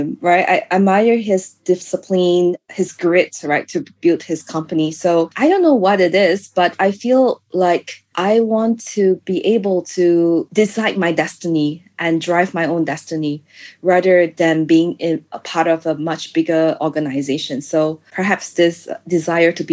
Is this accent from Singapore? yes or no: yes; Singapore; moved away as an adult; also born or lived in France; I grew up in Singapore, so I don't really have this sense of danger until I started living in other countries